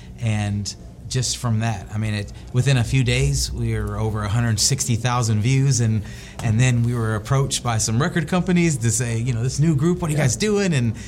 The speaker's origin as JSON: {"language": "English", "region": "the South", "country": "United States", "said": "We're all from the South"}